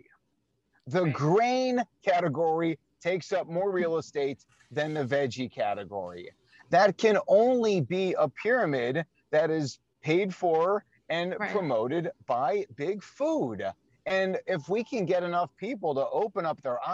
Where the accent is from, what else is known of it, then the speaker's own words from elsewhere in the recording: Chicago, Illinois, United States; my hometown of Chicago